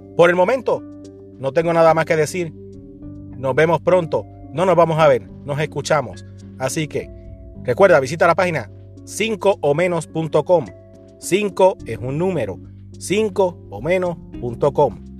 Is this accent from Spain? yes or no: no; Puerto Rico; Los que venimos de Puerto Rico